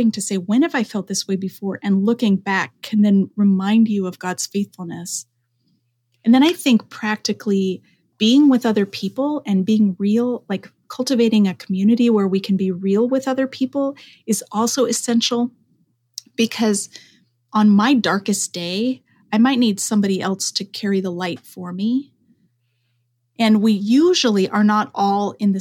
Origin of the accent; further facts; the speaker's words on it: Denver, Colorado, United States; moved away as an adult; also born or lived in Oregon; I'm from Denver, and Columbine was just a few miles from my neighborhood growing up